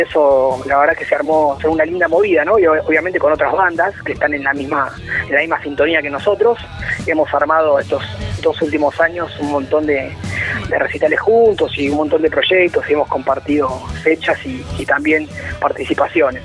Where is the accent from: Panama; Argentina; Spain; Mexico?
Argentina; Avellaneda, Buenos Aires Province; nosotros en verdad somos de, somos de Avellaneda, que está al lado de Capital